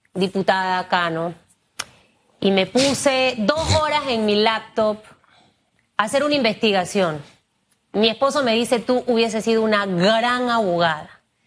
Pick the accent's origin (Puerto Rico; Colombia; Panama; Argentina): Panama; yo como periodista, como panameña, como mujer